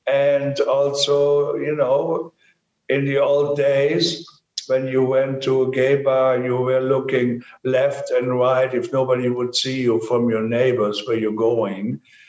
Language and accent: English; Germany; moved away; I'm from Germany, and in Germany, there were even a paragraph called 175. When I grew up